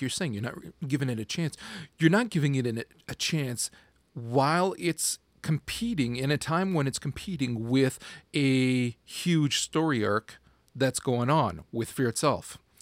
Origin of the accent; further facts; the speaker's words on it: Canada; I'm a Canadian